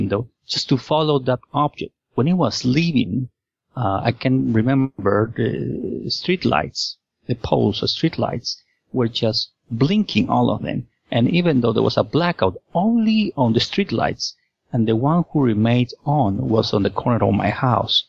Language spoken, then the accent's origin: English; Lima, Peru; I was born and raised in Lima, Peru